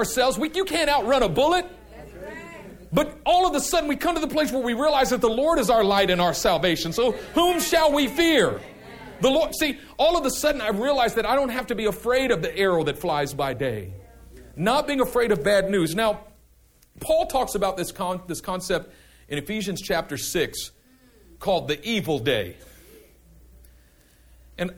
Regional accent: Oakland, California, United States; I'm from East Oakland.

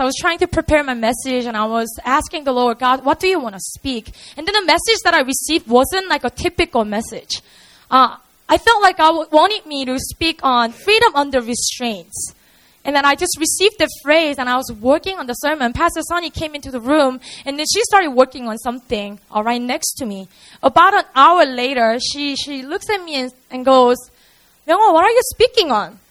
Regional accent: Busan, South Korea; English is a second language; We have three campuses all around the city of Seoul and also in Busan, which is my hometown

